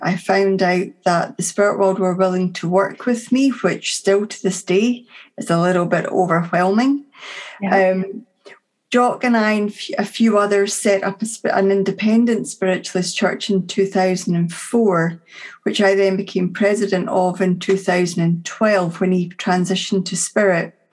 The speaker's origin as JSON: {"language": "English", "town": "Dunfermline", "region": "Scotland", "country": "United Kingdom", "tie": "born or raised there", "said": "my hometown at that time of Dunfermline, which is just north of Edinburgh"}